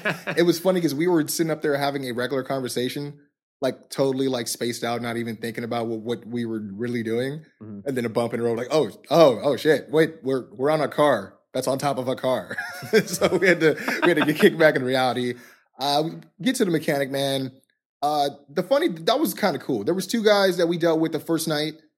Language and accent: English; California, United States; we're from California.